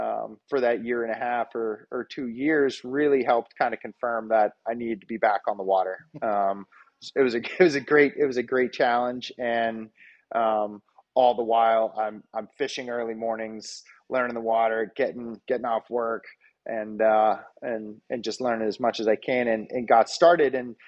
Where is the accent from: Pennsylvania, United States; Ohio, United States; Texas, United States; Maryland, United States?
Maryland, United States; also born or lived in Cape Cod, Massachusetts / New Hampshire / Colorado / Maine; now in Berry Islands, Bahamas; I was born in Cape Cod and growing up in Maryland, really had my love tethered to the salt. And so I moved back from Colorado to the southern coast of Maine